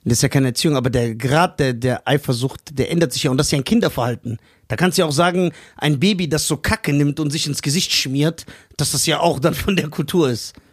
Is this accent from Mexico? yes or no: yes; Mexico; Und deswegen, ich bin doch Mexikaner. Ich weiß doch, wie der Hase läuft.